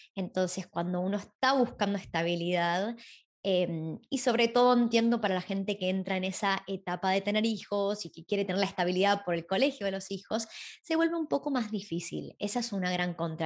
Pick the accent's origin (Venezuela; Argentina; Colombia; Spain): Argentina; moved away as an adult; now in Sydney, Australia; cuando me fui de Argentina